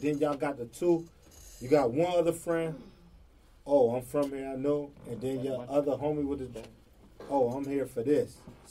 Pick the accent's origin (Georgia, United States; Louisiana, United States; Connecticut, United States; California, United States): Georgia, United States; Atlanta; Okay, I'm from Atlanta alone.